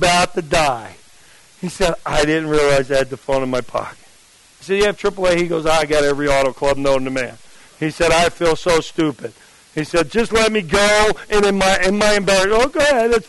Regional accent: New Jersey, United States; I'm from New Jersey

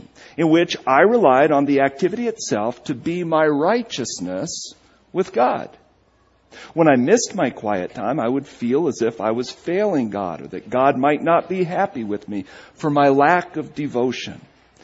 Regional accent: New England, United States; moved away; growing up in New England in the shadow of Ivy League universities like Harvard University and Brown University

